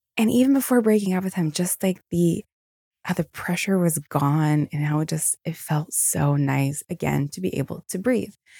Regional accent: Virginia, United States; also born or lived in Newport News, Virginia; I'm from Virginia. I used to live in Newport News

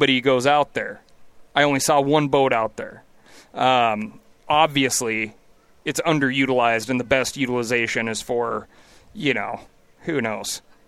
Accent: Montana, United States; always call it Bozangeles these days because it's just, like, an exploding, crazy rate of growth for my home state.

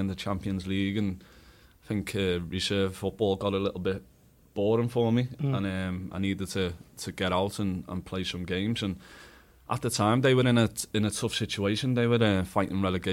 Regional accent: Liverpool, North West England, United Kingdom; moved away as an adult; I was a Liverpool lad. I've never been outside of Liverpool, and I was from Liverpool.

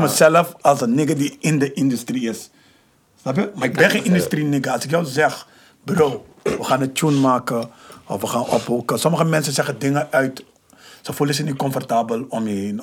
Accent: Amsterdam, North Holland, Netherlands; ik ben van Hoptillen. Ik ben daar opgegroeid.

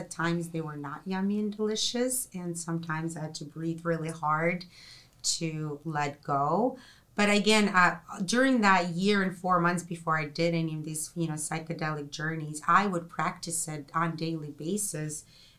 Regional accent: Russia; I'm from Russia. There's, you know, communist country.

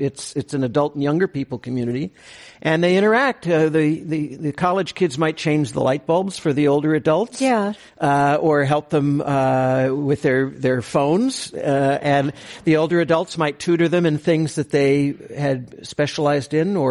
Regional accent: Moraga, California, United States; I grew up across in the East Bay in Moraga, when it was not a suburb

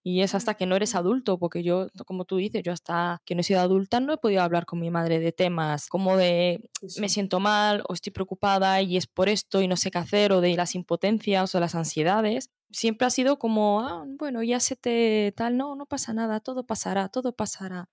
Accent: Morocco; moved away as an adult; also born or lived in Tangier; now in Spain; soy de Marruecos, nacida, nacida en Marruecos y gran parte de mi vida por ahora vivida en Marruecos

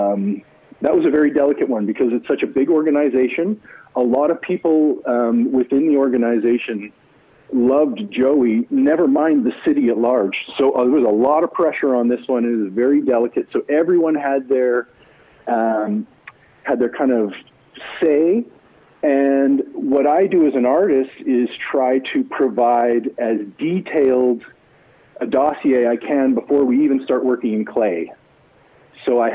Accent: Edmonton, Alberta, Canada; I'm a hometown boy. I was born in Edmonton. I grew up here. I remain here for my career

